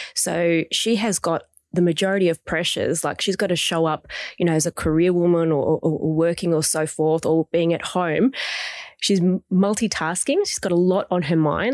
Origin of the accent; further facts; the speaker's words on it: Melbourne, Victoria, Australia; I'm from Melbourne